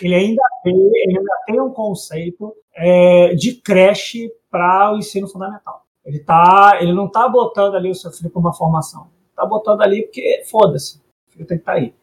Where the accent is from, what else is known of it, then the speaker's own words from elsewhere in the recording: Rio de Janeiro, Brazil; eu sou de Campo Grande